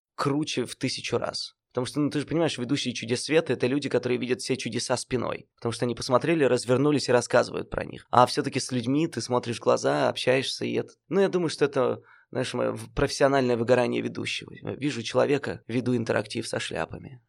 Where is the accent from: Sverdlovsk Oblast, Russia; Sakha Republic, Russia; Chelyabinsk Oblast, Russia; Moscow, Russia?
Sverdlovsk Oblast, Russia; Nizhny Tagil; moved away as an adult; also born or lived in Yekaterinburg; я родился в Нижнем Тагиле